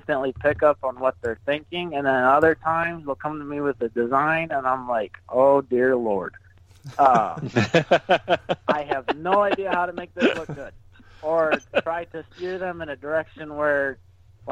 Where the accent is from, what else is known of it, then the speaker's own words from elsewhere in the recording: Syracuse, New York, United States; moved away; I grew up in Syracuse, New York